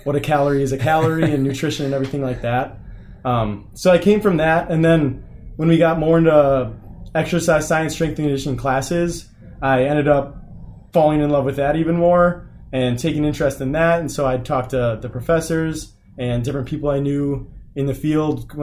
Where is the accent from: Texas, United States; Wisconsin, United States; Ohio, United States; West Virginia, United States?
Wisconsin, United States; Beaver Dam; I grew up in a sort of small town in Beaver Dam, Wisconsin. I grew up on a farm there